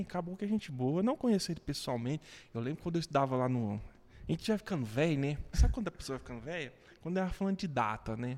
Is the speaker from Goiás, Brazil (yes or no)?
yes; Goiás, Brazil; accent: goianês; also born or lived in Goiânia / Aparecida de Goiânia; sou orgulhoso de ser roceiro, de nascer aqui em Goiás, de, de ter esse sotaque